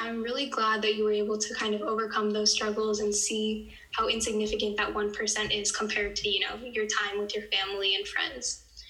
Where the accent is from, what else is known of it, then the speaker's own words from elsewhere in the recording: Silicon Valley, California, United States; growing up in Silicon Valley